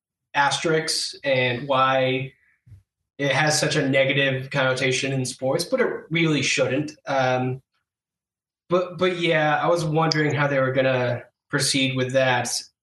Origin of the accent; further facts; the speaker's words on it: Western New York, United States; growing up in Western New York